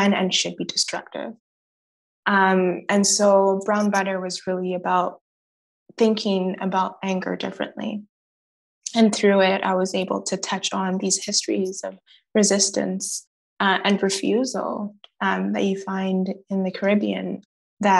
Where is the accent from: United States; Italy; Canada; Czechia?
Canada; Gatineau, Quebec; also born or lived in Montreal; I grew up in Gatineau